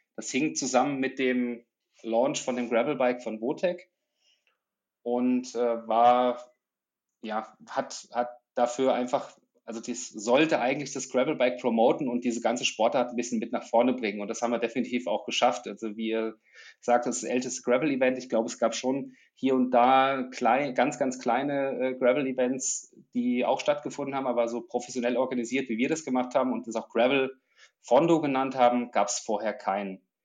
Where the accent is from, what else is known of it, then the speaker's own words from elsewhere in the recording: Germany; moved away; Ich komme ursprünglich aus der Nähe von Frankfurt, aus einer ländlichen Region, so zwischen Spessart und Rhön